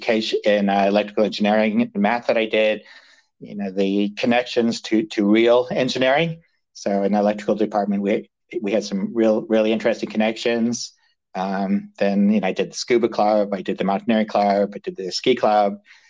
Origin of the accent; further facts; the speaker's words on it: United States; also born or lived in United Kingdom; Well, okay, so I was actually born in the UK, but I grew up listening to stories from my dad and his brother about, you know, throwing Molotov cocktails on Russian tanks in Budapest, you know, during 56. So that was, you know, moved to the States when I was five